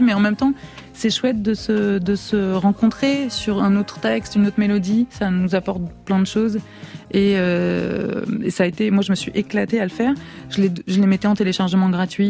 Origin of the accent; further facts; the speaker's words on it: France; also born or lived in Italy; je suis française